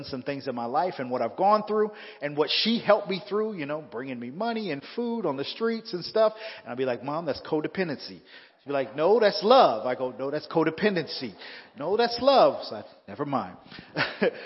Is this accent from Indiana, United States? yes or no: no; Southern California, United States; moved away as an adult; now in Fresno, United States; I'm originally from Southern California